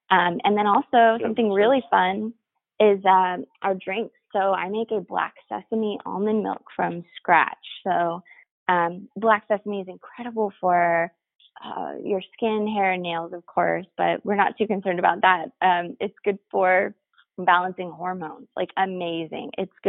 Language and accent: English; Texas, United States; I came from Texas, but I wish in Texas that I had access to the stuff that I have access to here.